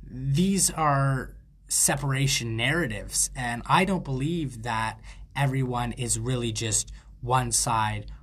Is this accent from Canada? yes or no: yes; Canada; I'm a Canadian freethought advocate